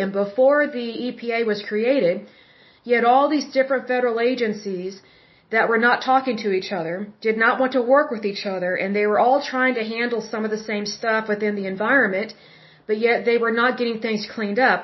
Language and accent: English; Oklahoma, United States; I'm from Oklahoma